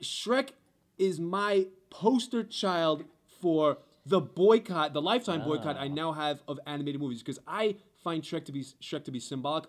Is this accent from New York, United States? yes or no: yes; New York, United States; I'm from New York